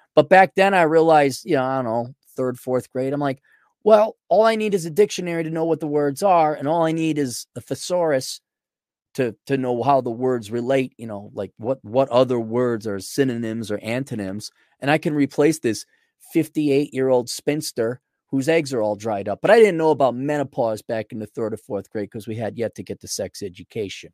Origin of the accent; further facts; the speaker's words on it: United States; first language English; born and raised in America, English as a first language